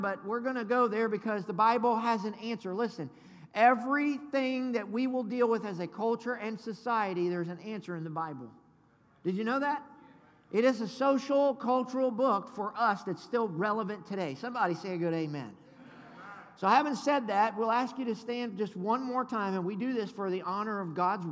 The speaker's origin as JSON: {"language": "English", "region": "the South", "country": "United States", "said": "I'm from the South. Good Southern boy"}